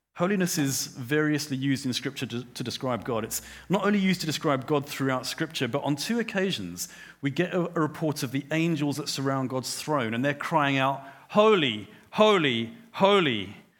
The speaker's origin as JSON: {"language": "English", "town": "Johannesburg", "region": "Gauteng", "country": "South Africa", "tie": "born or raised there", "said": "I grew up in Johannesburg"}